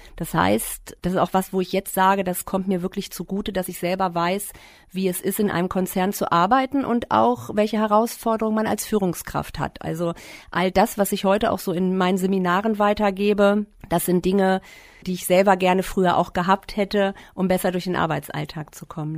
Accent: Klein Berkel, Lower Saxony, Germany; ich bin in Kleinberkel groß geworden

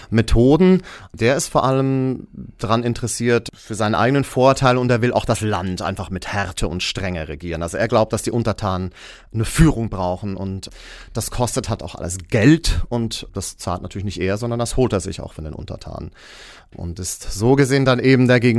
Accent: Zurich, Switzerland; now in Germany; ich bin in der Nähe von Zürich geboren und aufgewachsen, aber jetzt schon seit vielen Jahren in Deutschland eben im Musical-Bereich aktiv

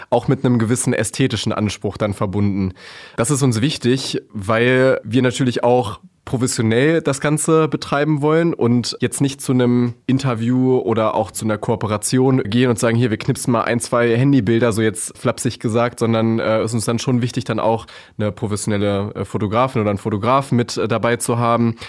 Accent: Hameln, Lower Saxony, Germany; moved away as an adult; Ich bin äh, waschechter Hamelner sozusagen, also ein richtiger Local.

